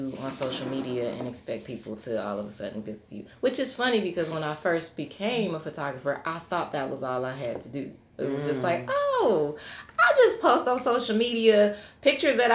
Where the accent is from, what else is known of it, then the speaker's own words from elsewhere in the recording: Chicago, Illinois, United States; now in Knoxville, United States; I'm originally from Chicago, Illinois